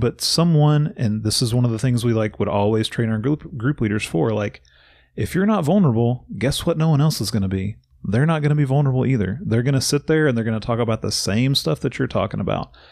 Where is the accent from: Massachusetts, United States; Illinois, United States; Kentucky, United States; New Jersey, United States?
Kentucky, United States; Bowling Green; now in Louisville, United States; I grew up in Bowling Green, about an hour and a half south of Louisville